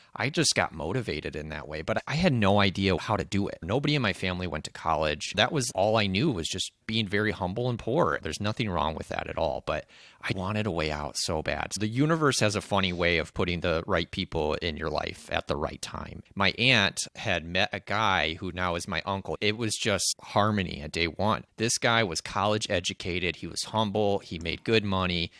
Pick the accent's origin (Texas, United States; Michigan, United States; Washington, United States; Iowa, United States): Michigan, United States; I grew up here in Michigan. I've lived here for thirty-one years now